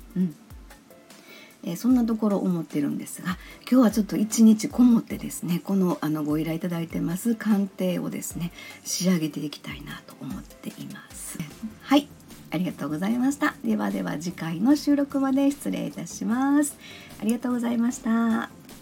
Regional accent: Kansai, Japan; この喋り方を聞いていただいてもわかるように、まあ、生まれも育ちも関西なんですよね。

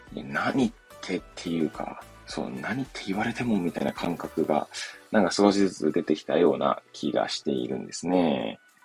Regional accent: Hachioji, Tokyo, Japan; moved away as an adult; now in Kamaishi, Japan; 私の実家の八王子とかに

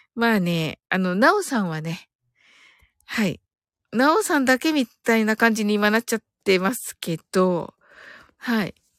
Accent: Kyushu, Japan; 私九州人

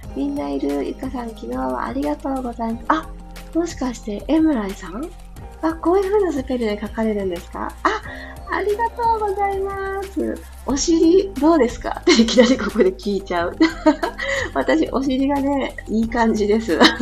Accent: Hiroshima, Japan; moved away; also born or lived in Fukuyama; 私、広島市出身なんで

